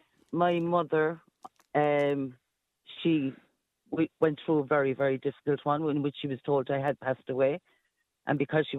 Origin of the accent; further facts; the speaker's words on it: Ireland; I'm Irish.